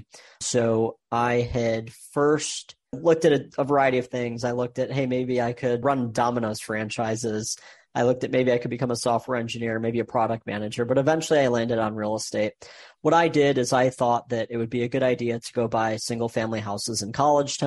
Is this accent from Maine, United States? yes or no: no; Michigan, United States; I was born and raised in Michigan, went to Michigan State